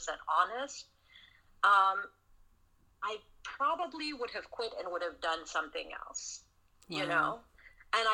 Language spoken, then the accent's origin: English; Sierra Leone; also born or lived in Southern United States; now in United States; I grew up in Sierra Leone, West Africa. I grew up, you know, during the Civil War